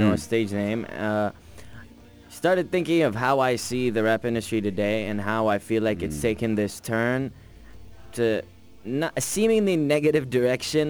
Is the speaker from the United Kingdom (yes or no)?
no; Jordan; accent: Jordanian; my accent in Arabic, which is Jordanian accent